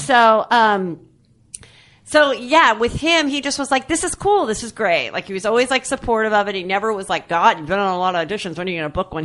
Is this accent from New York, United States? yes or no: no; Louisville, Kentucky, United States; I went to Louisville All Girl Catholic High School